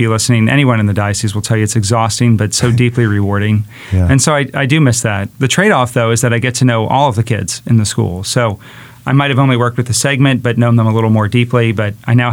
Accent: Baltimore, Maryland, United States; moved away as an adult; also born or lived in Philadelphia, Pennsylvania / Bridgeport, Connecticut; I'm from the East Coast, from Baltimore, Maryland

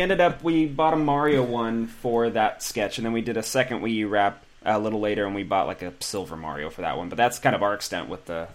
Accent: Pacific Grove, California, United States; now in Los Angeles, United States; I'm from a town about five hours north, um, like Pacific Grove

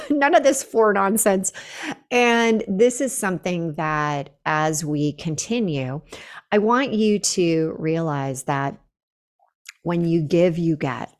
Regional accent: Northern California, United States; moved away as an adult; now in Boulder, United States; Northern California where I had lived forever

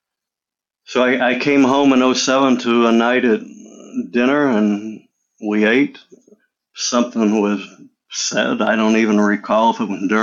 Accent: Illinois, United States; I grew up in Illinois

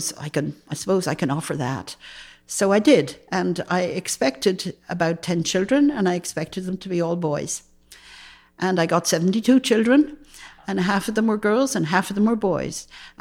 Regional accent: United States; I can. I mean, I'm American.

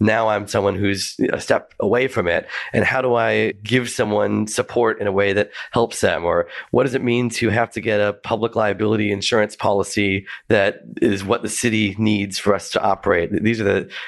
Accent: United States; now in Melbourne, Australia; I'm an American, and so I thought it'd be really fun to do an American food tour of Melbourne.

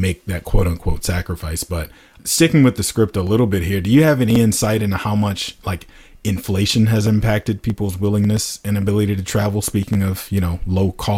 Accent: United States; I am that American

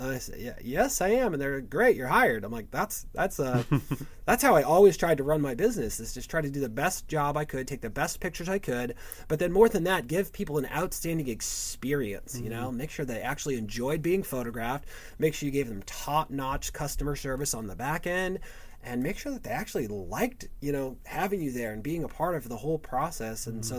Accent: California, United States; now in St. Louis, United States; when I moved to St. Louis and a few years ago, like, you know, I came from Southern California, which is a big market.

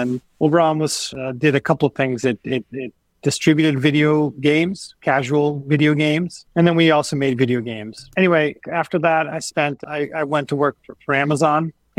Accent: Lisbon, Portugal; now in United States; I was born and raised in Lisbon in Portugal. And then I moved to the U.S. because my parents became diplomats for Portugal. So we traveled around the world.

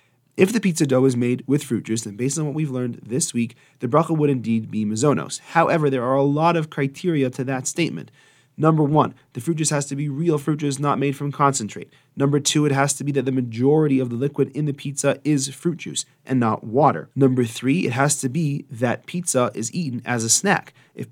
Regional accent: Edmonton, Alberta, Canada; I remember in the shul I grew up in Edmonton discussing for hours and hours at a time what in the world the bracha on pizza should be.

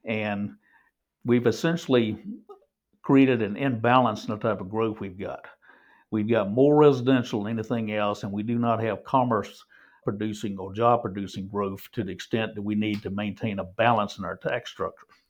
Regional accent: Granville County, North Carolina, United States; moved away as an adult; now in Johnston County, United States; I grew up in Granville County

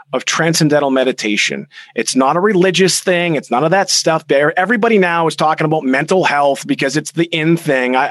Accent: Boston, Massachusetts, United States; we're from Boston

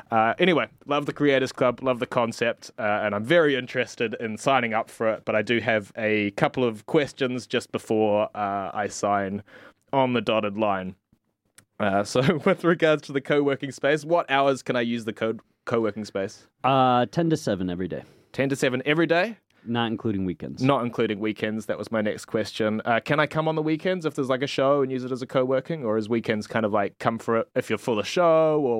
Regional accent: Australia; I'm from I come from Australia, although a lot of people think that I have a New Zealand accent.

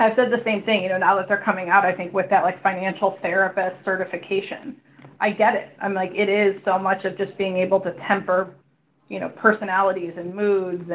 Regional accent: Chicago, Illinois, United States; moved away as an adult; now in California, United States; I came from the Midwest. I'm from Chicago originally

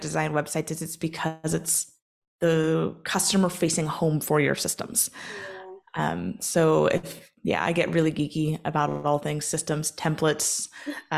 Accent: Oregon, United States; moved away as an adult; now in Northern Ireland, United Kingdom; I am originally from Oregon. I live in Northern Ireland now for about 5.5 years.

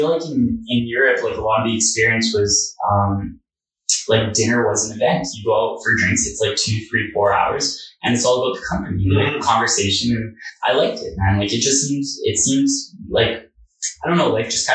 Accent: Edmonton, Alberta, Canada; born and raised in Edmonton

